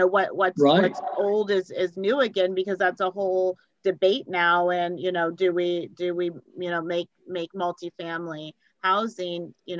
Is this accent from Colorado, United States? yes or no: yes; Colorado, United States; moved away; also born or lived in East Coast; I was born in Colorado, and moving to the East Coast